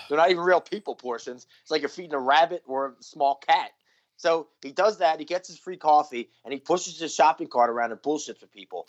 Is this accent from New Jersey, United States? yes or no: yes; New Jersey, United States; moved away as an adult; also born or lived in Philadelphia, Pennsylvania; I was actually born in Philadelphia, and I think raised there till I was like eight or nine, and then I moved to Jersey till I was eighteen